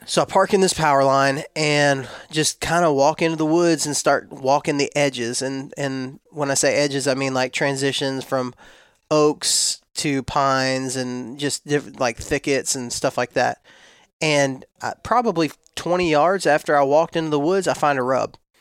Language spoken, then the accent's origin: English; West Texas, United States; now in Florida, United States; when I was raised in West Texas